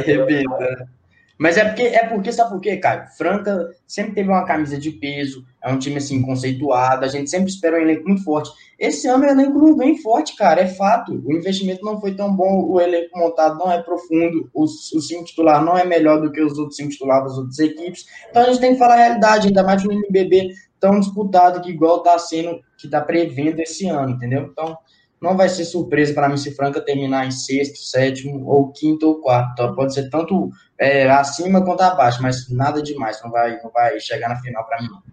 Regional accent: Minas Gerais, Brazil; eu sou daqui, né? Sou de Minas

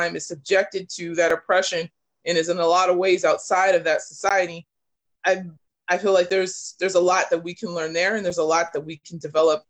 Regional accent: California, United States; particularly in the state I live in, and I'm from California

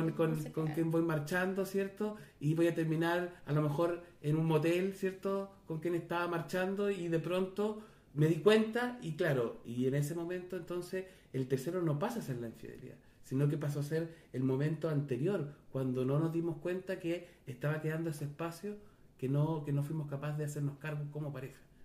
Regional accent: Chile; Yo puedo dejar de estar en Chile, pero no con eso dejo de ser chileno. Soy chileno

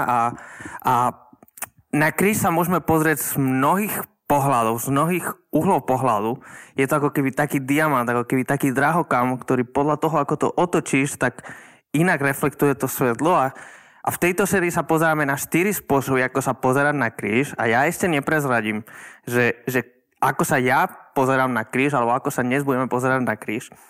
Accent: Žilina, Žilina Region, Slovakia; som zo Žiliny.

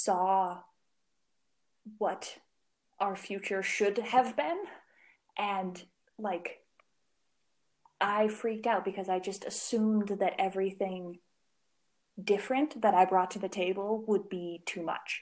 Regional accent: Minnesota, United States; moved away as an adult; also born or lived in Albuquerque, New Mexico; I was home from Albuquerque. I was visiting Minnesota for the first time since I moved out west

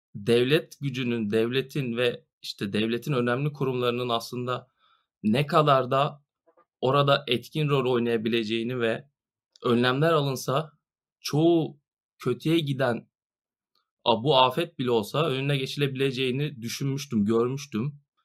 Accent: Marmaris, Muğla, Turkey; Bir Marmarisli olarak Burada son iki yıldır orman yangınlarını yaşıyoruz

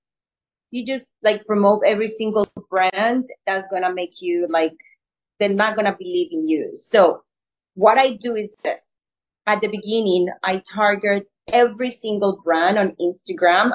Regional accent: Colombia; English is a second language; moved away as an adult; also born or lived in New York; being an actor from Colombia, moving to New York with a very strong accent. I barely spoke English.

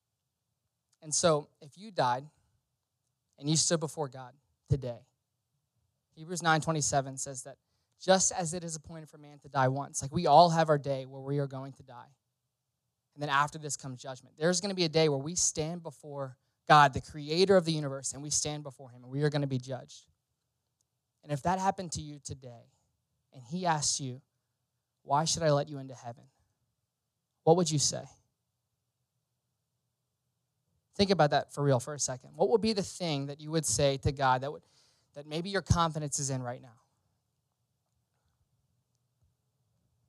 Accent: Louisiana, United States; I grew up in Louisiana

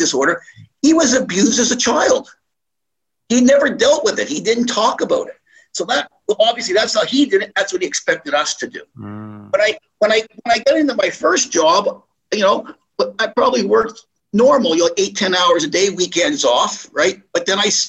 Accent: Moncton, New Brunswick, Canada; moved away; also born or lived in Montreal / Toronto; the way I was raised from Moncton, New Brunswick

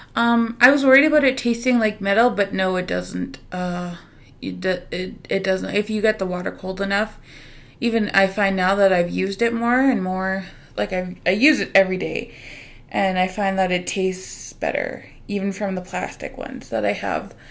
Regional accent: Canada; we're Canadian

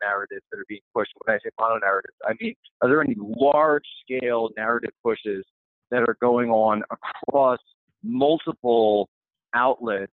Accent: Philadelphia, Pennsylvania, United States; I'm originally from the Philadelphia area. Grew up there

